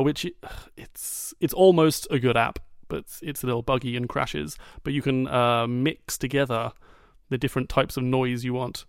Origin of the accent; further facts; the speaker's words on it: United Kingdom; I'm British